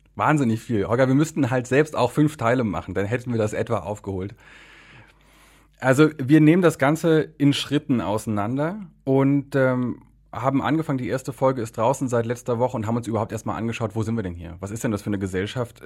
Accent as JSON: {"language": "German", "country": "Germany", "moved": "yes", "lives_now": "Poland", "said": "ich bin ja Deutscher und mein, mein Polnisch funktioniert, aber man hört mir schon an, dass das nicht meine Muttersprache"}